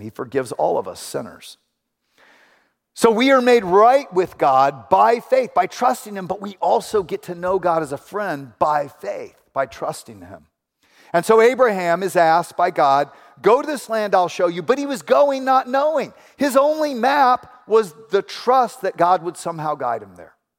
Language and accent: English; Houston, Texas, United States; moved away as an adult; also born or lived in Ventura, California; I grew up in Houston.